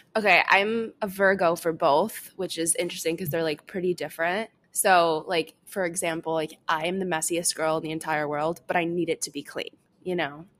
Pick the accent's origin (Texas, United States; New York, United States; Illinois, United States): Illinois, United States; suburbs outside of Chicago; I grew up, um, in, in the suburbs outside of Chicago